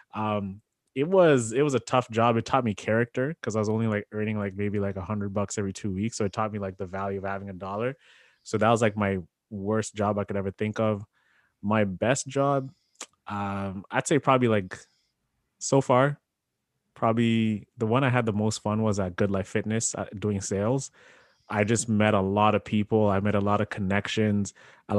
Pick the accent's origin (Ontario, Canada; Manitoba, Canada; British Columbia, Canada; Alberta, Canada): Ontario, Canada; Sarnia; my first ever job growing up in Sarnia.